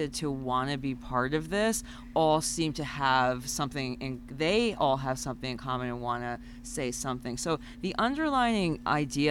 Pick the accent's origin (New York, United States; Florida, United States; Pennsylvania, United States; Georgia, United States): New York, United States; moved away; living in different cities all over the world and growing up in New York